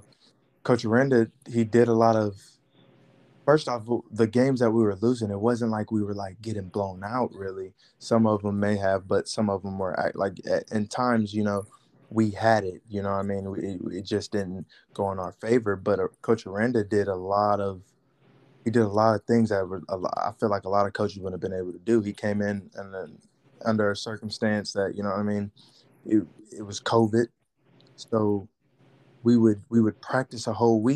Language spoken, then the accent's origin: English; Houston, Texas, United States; my hometown, Houston.